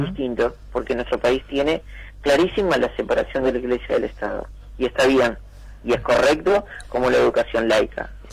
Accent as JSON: {"language": "Spanish", "area": "Soca y Rivera", "region": "Montevideo", "country": "Uruguay", "tie": "born or raised there", "said": "Yo me mudé a los 5 o 6 años a Soque Rivera, muy cerquita del Club Atlético Tabaré, y bueno, eh, crecí"}